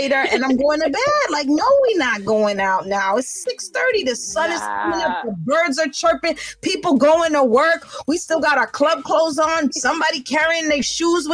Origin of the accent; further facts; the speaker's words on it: New York City, New York, United States; They're gonna know I'm a New Yorker because I'm gonna have a Yankee fitted on some Tims in November